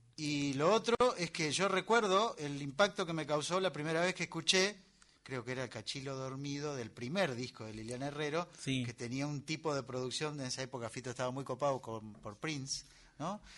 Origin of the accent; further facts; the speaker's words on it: Barría, Buenos Aires Province, Argentina; yo soy de Barría